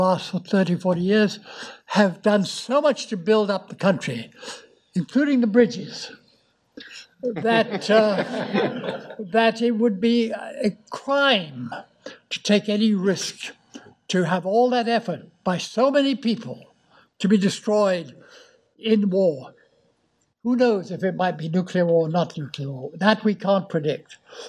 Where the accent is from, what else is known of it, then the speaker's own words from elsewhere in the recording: United Kingdom; as we British know